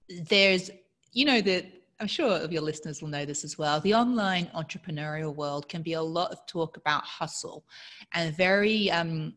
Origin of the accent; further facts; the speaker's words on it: Australia; accent: weird accent; I grew up in Australia with an English father, a Mauritian, French-speaking Mauritian mother in a conservative town in Australia